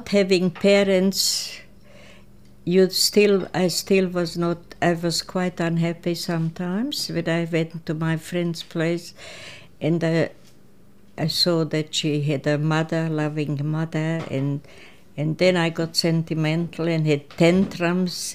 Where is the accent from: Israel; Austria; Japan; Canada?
Austria; Oberwart, Burgenland; first language Croatian; English is a second language; moved away as an adult; also born or lived in Prelog, Croatia; now in Australia; I was born in Croatia, a village called Prelog, and I had a sister. She was older than I was. And then my mother died when I was 3 years old, and we came to live with grandparents in Oberwart, that's in Burgenland, a part of Austria